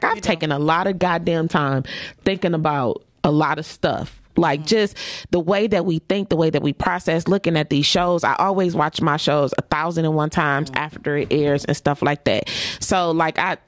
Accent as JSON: {"language": "English", "town": "Detroit", "region": "Michigan", "country": "United States", "tie": "born or raised there", "said": "Down the street from my hood. I grew up on Dexter and Waverly"}